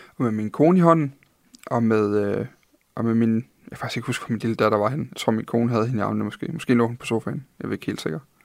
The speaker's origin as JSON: {"language": "Danish", "area": "Funen, a little south of Odense", "region": "Southern Denmark", "country": "Denmark", "tie": "born or raised there", "said": "jeg er født på Fyn. Lidt syd for Odense"}